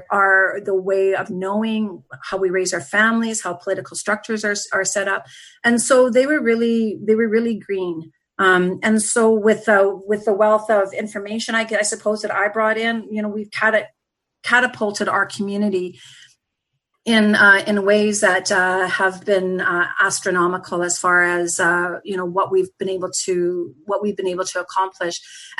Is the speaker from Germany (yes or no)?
no; Saskatchewan, Canada; I'm also an urban Indigenous person that I came from Treaty 6 territory, which is in Saskatchewan.